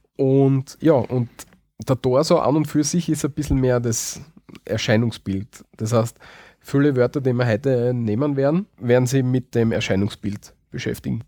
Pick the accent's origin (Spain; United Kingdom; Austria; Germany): Austria; bei uns in Österreich